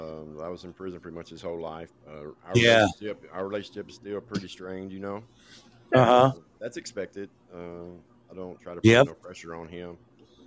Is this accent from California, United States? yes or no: no; Nashville, Tennessee, United States; I'm from Nashville, Tennessee.